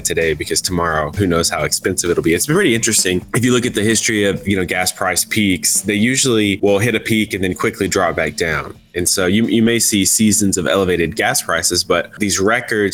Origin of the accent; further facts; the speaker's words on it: Texas, United States; My home state of Texas